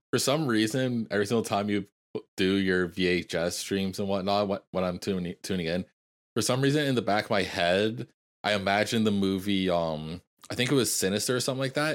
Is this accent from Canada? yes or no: yes; Canada; as a Canadian